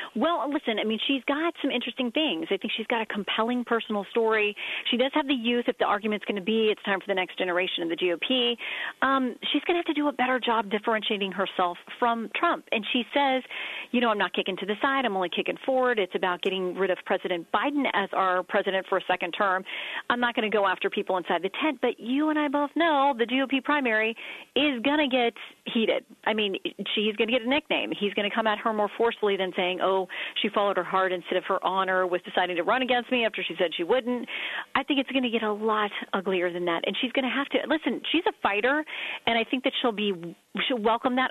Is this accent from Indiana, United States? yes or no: no; Tallahassee, Florida, United States; moved away; I'm some kid from Tallahassee who wore hand-me-downs.